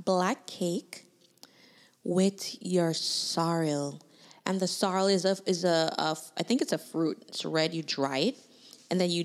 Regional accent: Kingston, Jamaica; now in United States; I'm Jamaican by birth

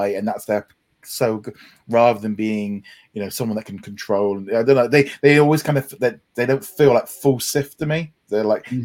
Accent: United Kingdom; being the Brit on here

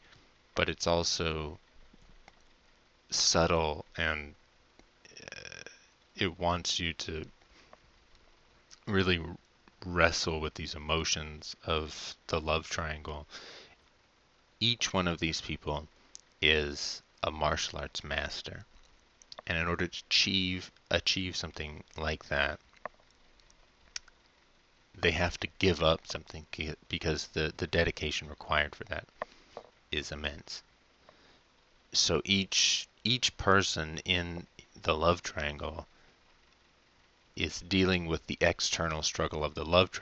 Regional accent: United States; as an American

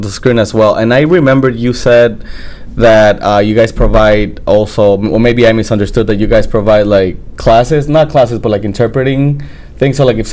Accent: El Salvador; where I'm from El Salvador

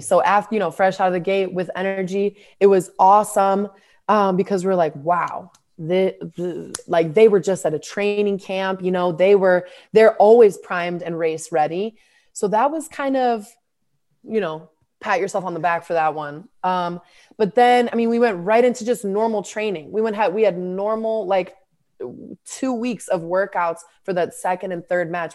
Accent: United States; I'm, I'm American

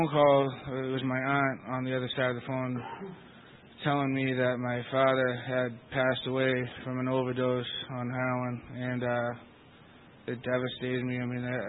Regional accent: Lowell, Massachusetts, United States; I'm from Lowell, Massachusetts

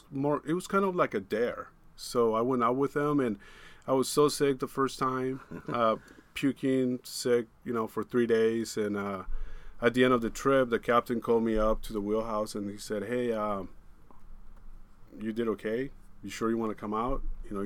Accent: Kenai, Alaska, United States; also born or lived in Tijuana, Mexico / Kodiak, Alaska; I was born in Tijuana, Mexico, and my family moved up to Alaska in 1983. So I grew up in Kenai, Alaska.

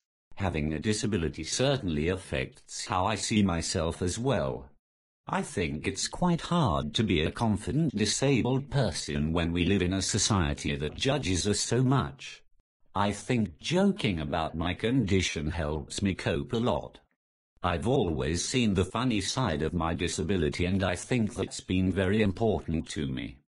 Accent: North East England, United Kingdom; I'm the Geordie without the accent.

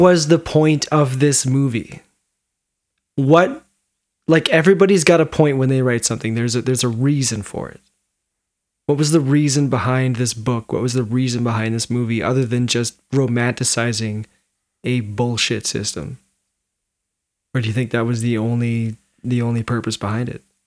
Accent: Williams Lake, British Columbia, Canada; I grew up in Williams Lake. I'd lived up that road since I was four years old

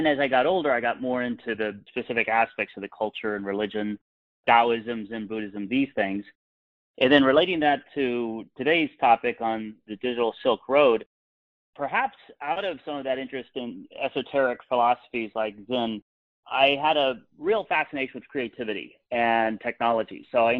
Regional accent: Los Angeles, California, United States; I grew up in Los Angeles, so had exposure to the multi-ethnic diversity that is so great here.

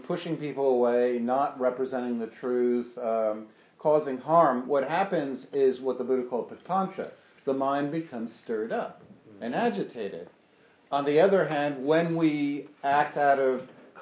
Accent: New York, United States; as a New Yorker, you'd think I would learn this. I've been here all my life, and you know, or for much of my life

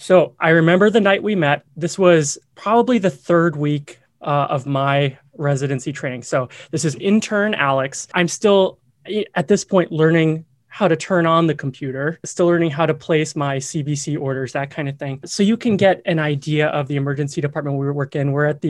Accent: Myanmar; also born or lived in Vietnam; I grew up overseas. I grew up in Southeast Asia. I spent a couple years in Vietnam, most of my childhood in Myanmar, and came back to the US to UNC for undergraduate and med school.

